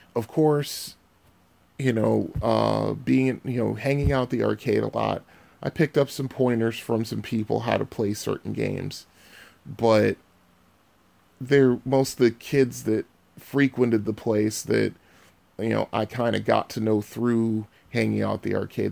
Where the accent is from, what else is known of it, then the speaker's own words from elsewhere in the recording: Bridgeport, Connecticut, United States; I was born and raised in Bridgeport, Connecticut